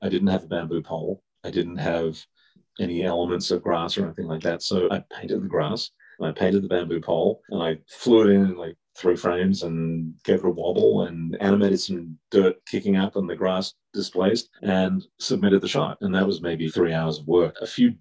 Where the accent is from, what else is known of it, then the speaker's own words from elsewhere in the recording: Melbourne, Victoria, Australia; moved away; Growing up in Australia